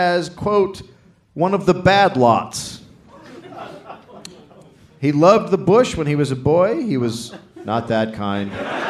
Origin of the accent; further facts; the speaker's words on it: United States; Look, I'm from America